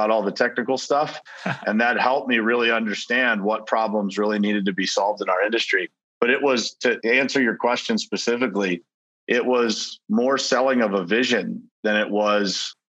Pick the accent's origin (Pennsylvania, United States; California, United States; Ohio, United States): Pennsylvania, United States; Pittsburgh; moved away as an adult; now in South Florida, United States; I relocated from my hometown of Pittsburgh, Pennsylvania, down to South Florida